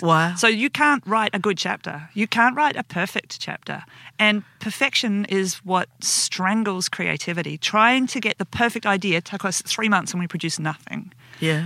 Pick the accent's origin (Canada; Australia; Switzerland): Australia; Perth, Western Australia; We're both from Perth